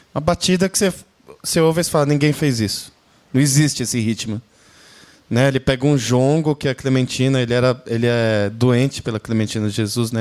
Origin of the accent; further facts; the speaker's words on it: Brazil; como brasileiro